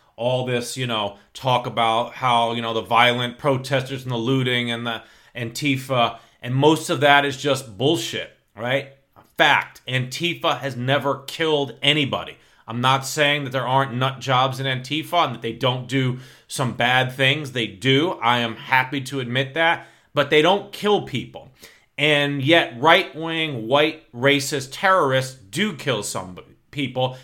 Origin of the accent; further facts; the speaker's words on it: New York, United States; I grew up in New York in the nineteen seventies and eighties, born nineteen sixty-nine